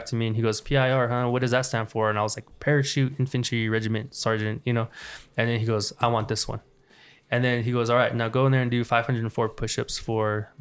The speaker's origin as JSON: {"language": "English", "town": "Mescalero", "region": "New Mexico", "country": "United States", "tie": "born or raised there", "said": "we grew up in Mescalero, and we get real comfortable with the reservation"}